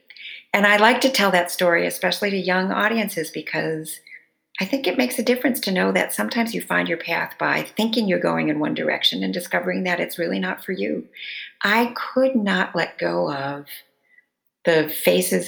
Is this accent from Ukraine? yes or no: no; Detroit, Michigan, United States; moved away; I was born in Detroit and grew up in the area. So I'm a good Midwestern Latina, which is a thing.